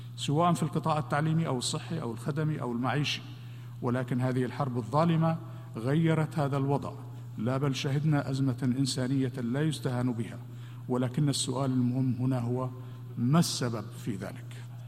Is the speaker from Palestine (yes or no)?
no; Syria; بلادي سوريا